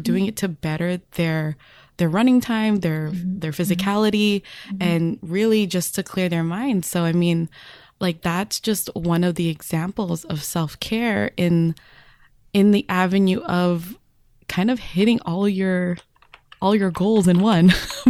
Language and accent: English; California, United States; as a Californian